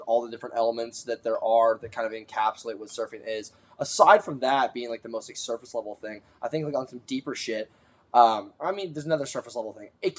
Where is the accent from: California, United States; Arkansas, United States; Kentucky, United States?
California, United States; Malibu; we grew up in Malibu, and being born and raised here